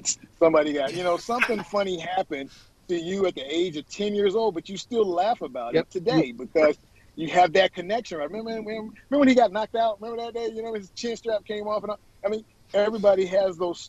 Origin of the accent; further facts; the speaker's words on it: Florida, United States; my home state.